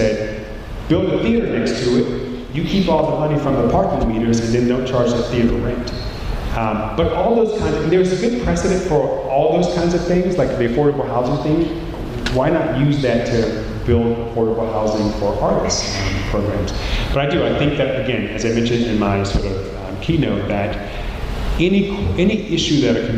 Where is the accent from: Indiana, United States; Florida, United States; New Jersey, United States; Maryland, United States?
Maryland, United States; moved away; I'm from Maryland